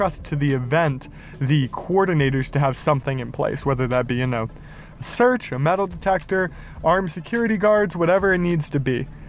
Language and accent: English; Jacksonville, Florida, United States; It hurt my hometown and it hurt my heart to see people I know down there.